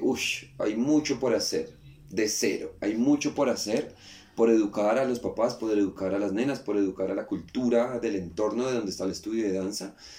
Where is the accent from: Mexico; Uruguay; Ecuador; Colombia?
Colombia; moved away as an adult; also born or lived in Buenos Aires, Argentina; quería sentir el calor de, mi tierra, quería ver a mi mamá